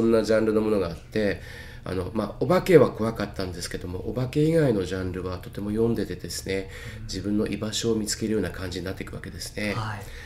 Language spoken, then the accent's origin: Japanese; Tokyo, Japan; 東京板橋区大山というところで生まれた、まあ、下町の流れですね